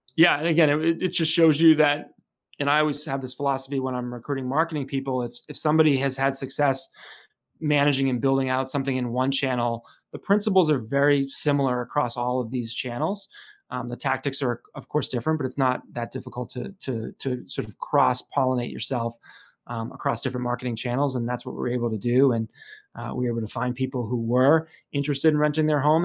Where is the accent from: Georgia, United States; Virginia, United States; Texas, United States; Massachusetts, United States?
Massachusetts, United States; Chelmsford; I grew up in Chelmsford, Massachusetts, which is sort of northeastern Massachusetts